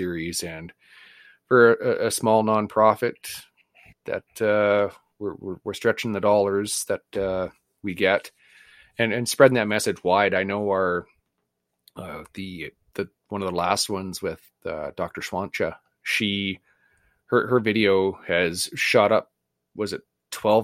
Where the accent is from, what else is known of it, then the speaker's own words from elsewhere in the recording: Canada; we're Canadian